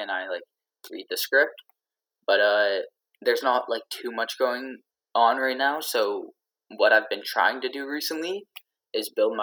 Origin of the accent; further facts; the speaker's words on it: Canada; I'm Canadian